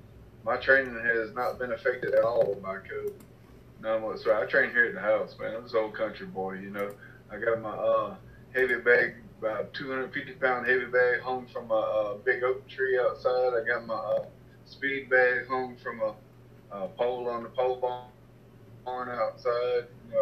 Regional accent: Mobile, Alabama, United States; born there; I'm from down south, man. I was born in Mobile. I moved around a lot whenever I was growing up.

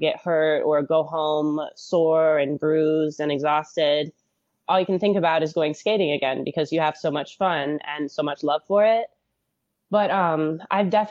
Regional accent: Michigan, United States; I grew up in Michigan, where we get a lot of snow

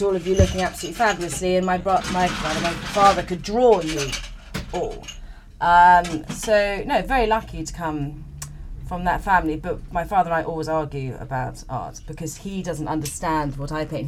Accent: England, United Kingdom; moved away as an adult; now in Madeira, Portugal; growing up in England

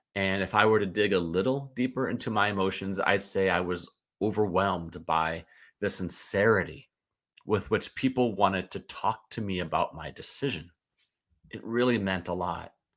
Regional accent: St. Louis, Missouri, United States; I grew up in Saint Louis and remain a Cardinals fan

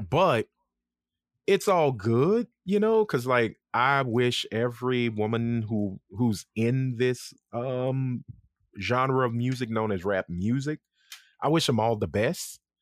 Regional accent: Lafayette, Louisiana, United States; accent: country; I'm from Lafayette. I ain't got shit to do with New Orleans.

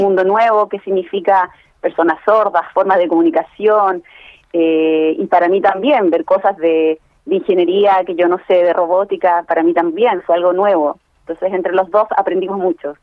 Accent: Santiago, Santiago Metropolitan Region, Chile; now in Israel; soy la hija mayor de dos padres sordos que crecí en Santiago

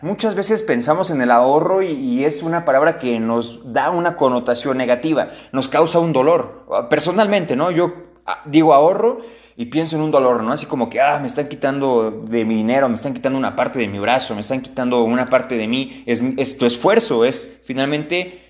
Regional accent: Mexico; a todos como mexicanos

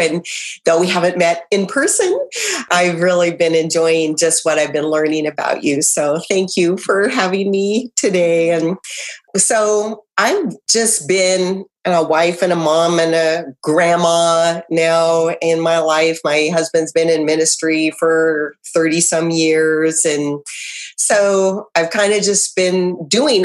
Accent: Idaho, United States; moved away as an adult; also born or lived in Southern California; now in Kentucky, United States; we're from Idaho

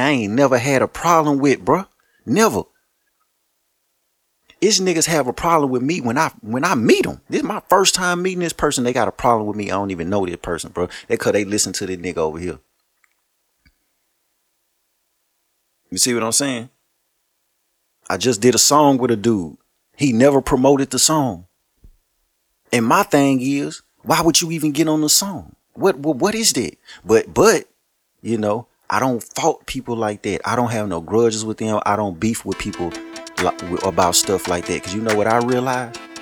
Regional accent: Shreveport, Louisiana, United States; I'm from Shreveport

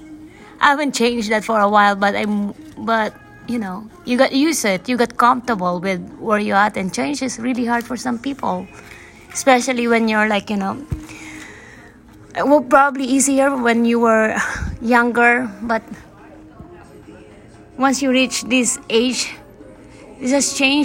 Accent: Philippines; now in Dillingham, United States; I'm from the Philippines. I'm here in Alaska.

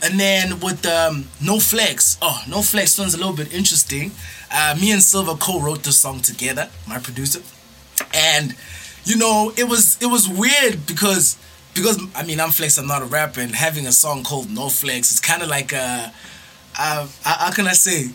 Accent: Johannesburg, Gauteng, South Africa; Born and bred in JHB

